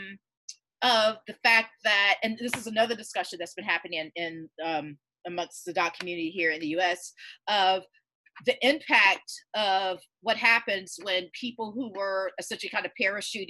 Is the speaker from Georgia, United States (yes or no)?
yes; Georgia, United States; I'm born and raised in Georgia